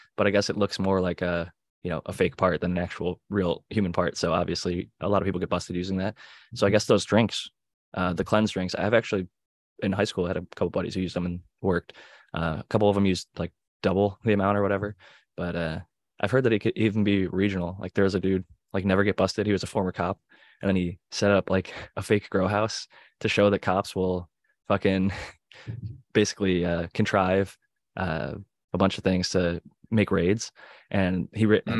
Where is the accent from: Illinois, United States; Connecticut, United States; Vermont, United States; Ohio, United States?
Ohio, United States; Cleveland; I'm from Cleveland.